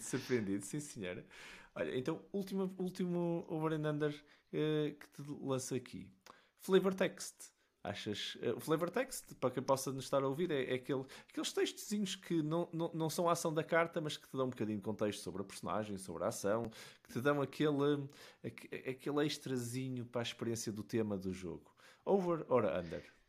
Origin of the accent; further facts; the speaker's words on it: Matosinhos, Porto District, Portugal; eu sou de Matosinhos